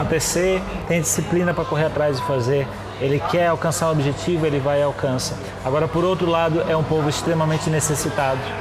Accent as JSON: {"language": "Portuguese", "country": "Brazil", "moved": "as an adult", "lives_now": "China", "said": "nós que somos brasileiros e a gente tá aqui na China"}